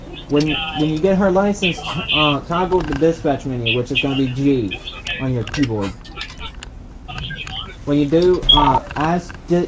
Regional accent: North Carolina, United States; also born or lived in Vance County, North Carolina; You're just talking to a North Carolinian

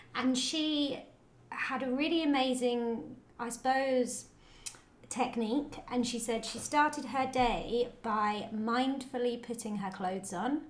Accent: United Kingdom; being British

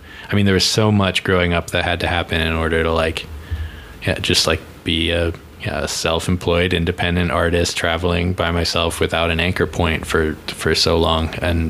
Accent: Virginia, United States

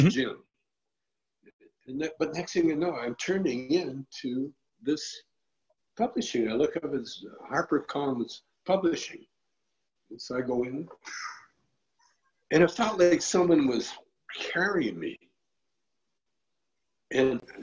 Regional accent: Calgary, Alberta, Canada; When I was a kid, I grew up in Calgary, Alberta, Canada

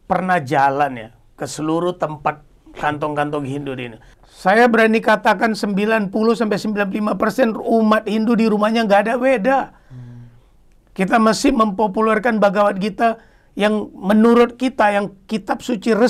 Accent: Medan, North Sumatra, Indonesia; born there; bukan Medan yang tempat kelahiran saya, tapi Bali.

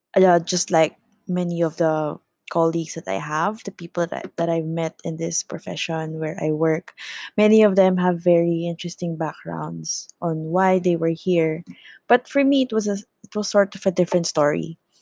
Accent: Laguna, Calabarzon, Philippines; I am from the province, so I came from Laguna

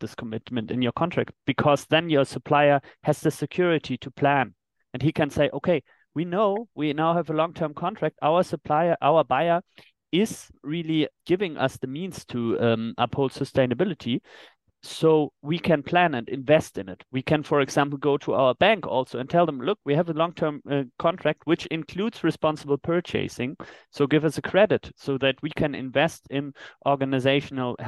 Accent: Germany; in my home country, in Germany

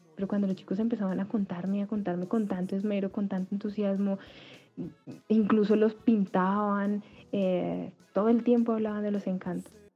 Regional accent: Tununguá, Boyacá, Colombia; moved away; also born or lived in Bogotá; Este es el punto que divide Briseño y mi pueblo

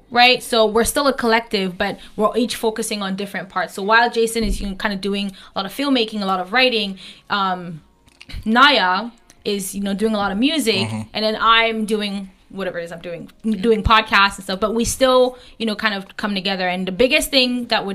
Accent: Lebialem Division, Southwest Region, Cameroon; So I'm Bangwa, if anybody knows Libyalem Division, that's where I'm from.

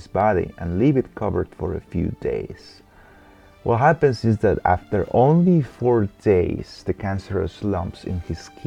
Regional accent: Guatemala; moved away; I am from Guatemala, born and raised

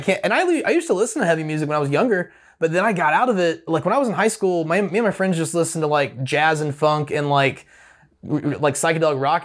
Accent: Opelika, Alabama, United States; I grew up in the Opelika-Auburn area.

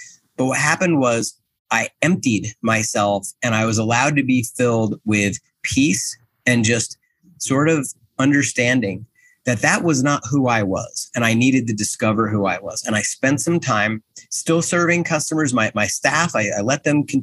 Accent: New Jersey, United States; I'm from Jersey

